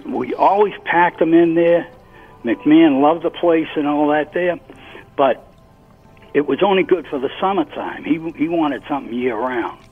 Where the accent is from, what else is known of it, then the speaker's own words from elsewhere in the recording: Boston, Massachusetts, United States; born and raised in Dorchester, Massachusetts